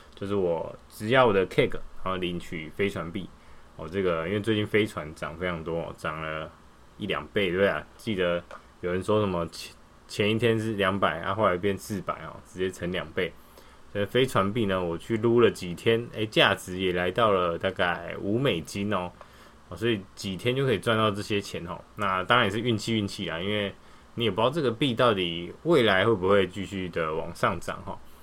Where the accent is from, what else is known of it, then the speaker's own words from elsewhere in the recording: Taiwan; 传到我们台湾人手上